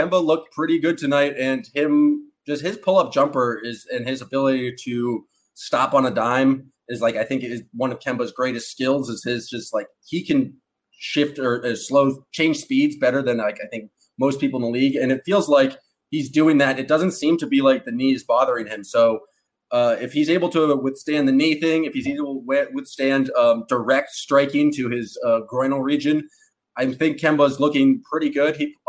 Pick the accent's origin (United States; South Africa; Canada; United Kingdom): Canada; accent: Canadian; And now I'm just going back into my horrible Canadian accent again. But I love Canada.